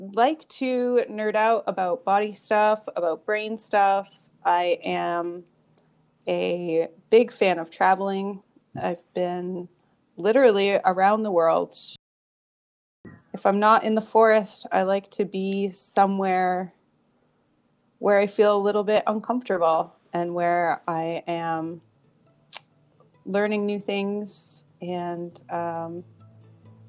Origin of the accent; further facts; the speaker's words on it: Canada; moved away as an adult; also born or lived in Northern California, United States; now in California, United States; I was born in Canada. I have been living in the U.S. now in California for about 8 years.